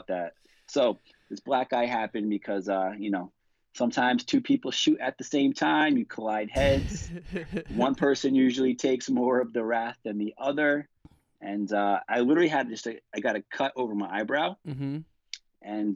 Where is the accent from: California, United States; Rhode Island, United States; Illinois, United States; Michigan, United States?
Rhode Island, United States; moved away as an adult; also born or lived in Iowa / San Diego; I'm a small town New England kid. I'm from the baby state, Rhode Island